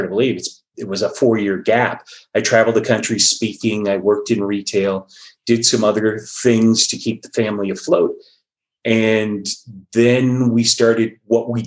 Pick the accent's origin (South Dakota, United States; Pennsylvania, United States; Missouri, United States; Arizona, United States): Arizona, United States; Phoenix; moved away as an adult; now in Colorado, United States; I grew up in the Phoenix, Scottsdale area of Arizona